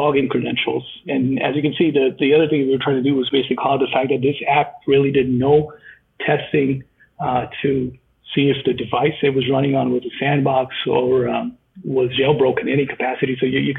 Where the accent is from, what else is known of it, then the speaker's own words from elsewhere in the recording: Canada; I'm a Canadian